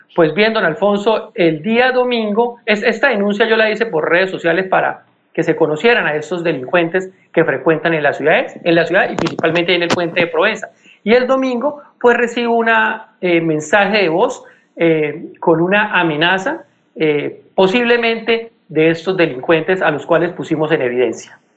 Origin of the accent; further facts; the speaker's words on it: Bucaramanga, Santander, Colombia; also born or lived in Piedecuesta; yo nací en Bucaramanga, pero permanezco mucho en Piedecuesta